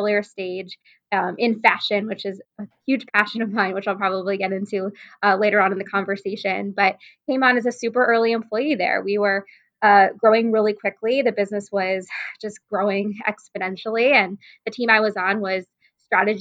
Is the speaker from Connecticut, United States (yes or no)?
no; Cleveland, Ohio, United States; also born or lived in Indiana; now in Chicago, United States; I'm originally from Cleveland, Ohio, and I went to school in Indiana.